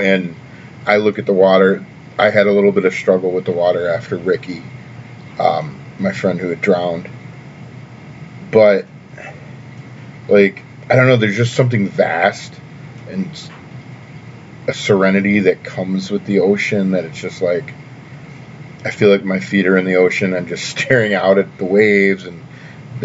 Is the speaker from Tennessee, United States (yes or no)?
yes; Tennessee, United States; moved away; also born or lived in Orlando, Florida; growing up in Tennessee, winter really isn't a part of my life